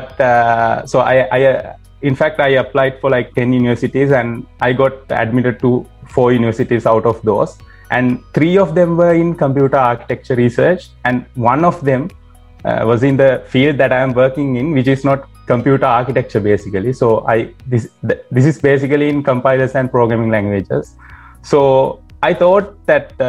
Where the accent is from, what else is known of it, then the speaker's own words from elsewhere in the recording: Hikkaduwa area, Southern Province, Sri Lanka; moved away as an adult; also born or lived in Battaramulla; now in United States; I come from Kikkadu area.